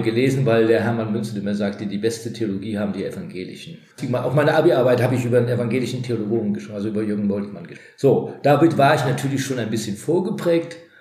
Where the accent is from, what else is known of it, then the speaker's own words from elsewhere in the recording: Trier, Rhineland-Palatinate, Germany; moved away as an adult; now in Neuwied, Germany; geboren bin ich in Trier, eine der katholischsten Städte in ganz Deutschland sozusagen im Schatten des Domes